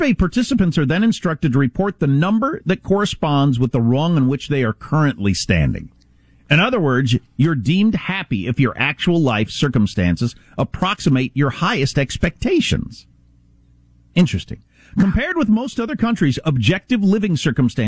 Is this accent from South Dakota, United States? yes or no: yes; South Dakota, United States; moved away; I come from the Midwest and South Dakota originally